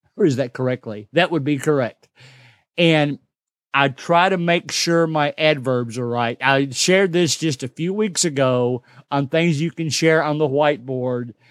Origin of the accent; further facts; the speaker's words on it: Kentucky, United States; I'm from the South. I'm from Kentucky. We just talk different than everybody